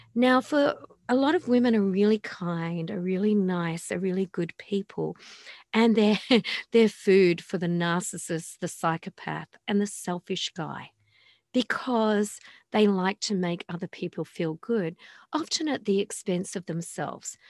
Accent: Australia; I come from Australia

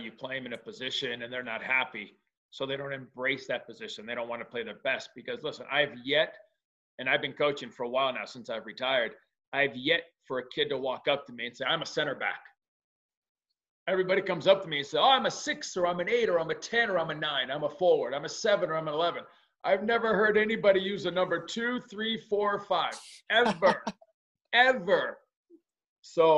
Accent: United States; also born or lived in León, Mexico; being an American

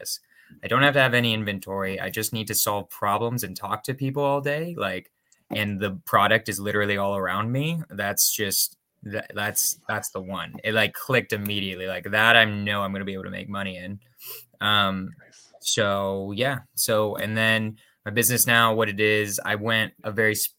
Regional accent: California, United States; now in Berkeley, United States; I grew up in California

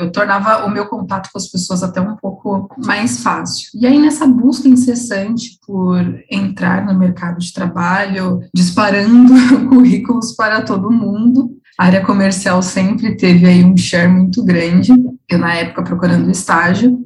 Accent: São Paulo, Brazil; eu sou daqui de São Paulo

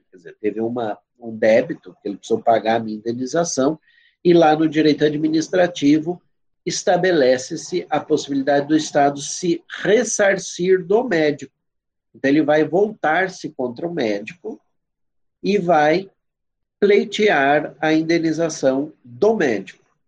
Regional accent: Brazil; eu sou brasileiro

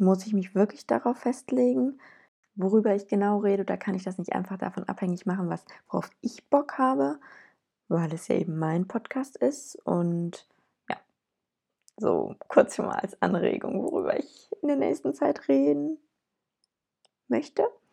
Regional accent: Cologne, North Rhine-Westphalia, Germany; ich komme aus Köln

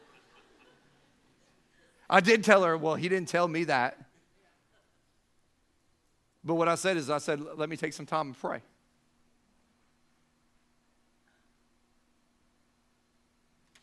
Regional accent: Siesta Key, Florida, United States; I lived on Siesta Key. That's where I grew up in the Sarasota-Bradenton area

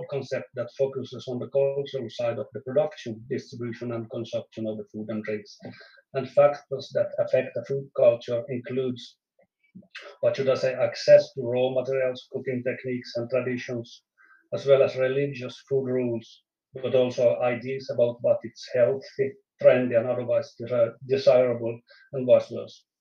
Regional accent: Finland; first language Swedish; English is a second language; I'm also a Finnish citizen with Swedish as my native language, and as I think probably some knows that Finland has two national languages, Swedish and Finnish.

